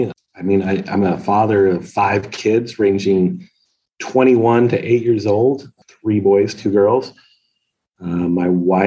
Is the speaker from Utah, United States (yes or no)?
yes; Utah, United States; both my wife and I have grown up and born and raised in Utah.